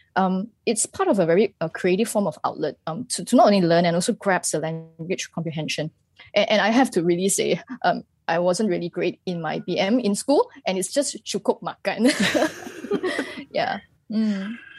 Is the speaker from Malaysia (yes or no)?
yes; Malaysia; as a Malaysian